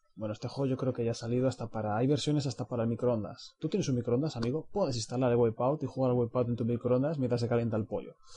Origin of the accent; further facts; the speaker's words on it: Spain; somos españoles